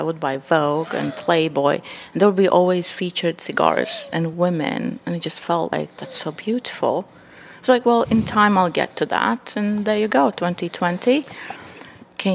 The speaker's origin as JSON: {"language": "English", "country": "Latvia", "moved": "yes", "lives_now": "Massachusetts, United States", "said": "I'm Latvian. Super proud to be that."}